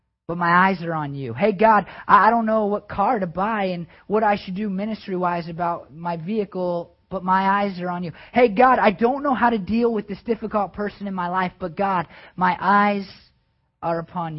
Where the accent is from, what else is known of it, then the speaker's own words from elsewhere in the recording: United States; American Christians